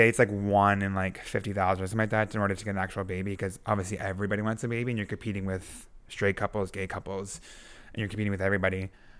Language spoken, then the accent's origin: English; Canada; Yeah, like even as a Canadian, if I wanted to go to any other country, I would have to...